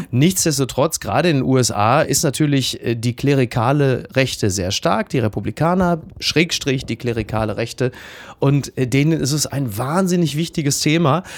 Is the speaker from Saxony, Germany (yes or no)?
no; Ruhr area, North Rhine-Westphalia, Germany; bei uns im Ruhrgebiet